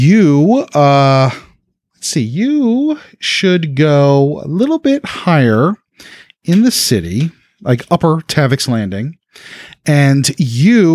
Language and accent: English; New Orleans, Louisiana, United States; I'm from New Orleans, where the strip clubs are extra depressing